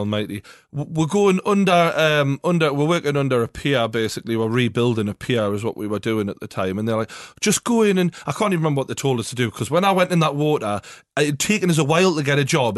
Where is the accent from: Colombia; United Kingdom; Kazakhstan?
United Kingdom; England; we're obviously mainly from England